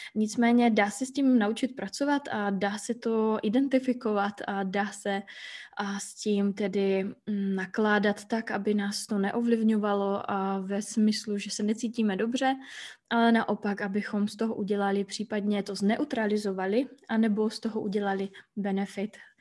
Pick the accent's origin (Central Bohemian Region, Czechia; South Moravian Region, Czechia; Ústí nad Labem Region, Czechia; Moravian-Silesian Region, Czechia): Moravian-Silesian Region, Czechia; Hlučín; moved away as an adult; now in Iceland; Žiju na Islandu už třetím rokem, původem jsem z Hlučína, což je takové malé město poblíž Ostravy.